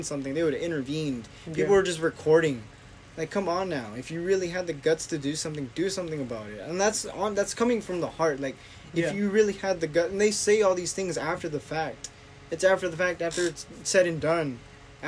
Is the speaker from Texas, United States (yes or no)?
yes; San Antonio, Texas, United States; I was born here. I was born in San Antonio. I'm a U.S. citizen